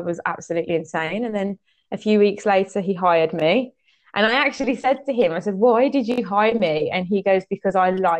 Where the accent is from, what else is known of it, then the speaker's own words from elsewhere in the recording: English Cypriot, England, United Kingdom; I'm pretty English Cypriot